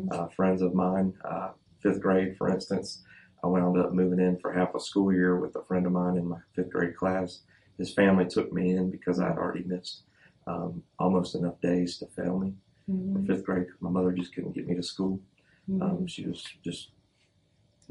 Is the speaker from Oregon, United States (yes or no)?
no; Birmingham, Alabama, United States; I'm from Birmingham, Alabama originally. Grew up in a home where my parents divorced at 3 years old.